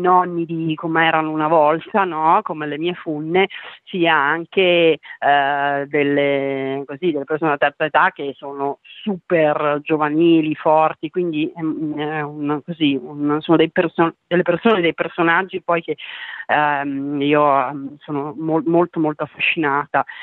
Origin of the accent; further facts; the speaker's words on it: Trentino-Alto Adige, Italy; io sono trentina